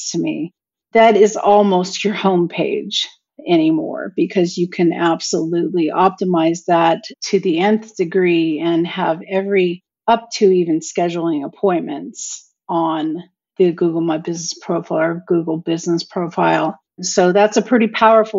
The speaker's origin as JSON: {"language": "English", "town": "Mesa", "region": "Arizona", "country": "United States", "said": "I'm from Mesa, Arizona"}